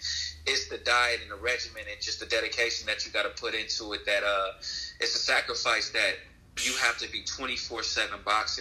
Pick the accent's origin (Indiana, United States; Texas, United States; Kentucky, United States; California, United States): California, United States; Oakland; also born or lived in San Francisco; now in Los Angeles, United States; Born and raised in Oakland